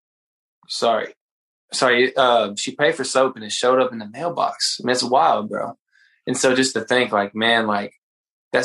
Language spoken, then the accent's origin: English; Brunswick, Georgia, United States; also born or lived in Atlanta, Georgia; I grew up in Brunswick, Georgia